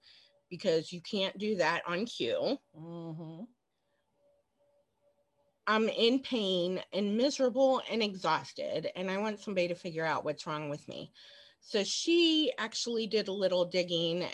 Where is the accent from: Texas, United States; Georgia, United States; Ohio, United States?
Ohio, United States; Cincinnati; I was born and raised in Cincinnati